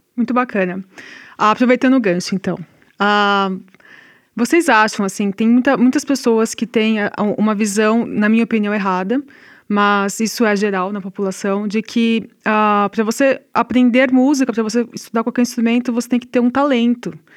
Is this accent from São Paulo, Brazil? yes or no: yes; São Paulo, Brazil; moved away; also born or lived in Rio Grande do Sul; eu sou de São Paulo, né? E em São Paulo, aqui nós estamos no Rio Grande do Sul, não estou acostumada